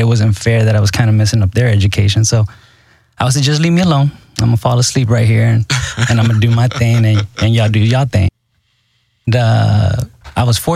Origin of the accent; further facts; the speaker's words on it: Houston, Texas, United States; also born or lived in Mexico; I grew up here mostly in Houston, Texas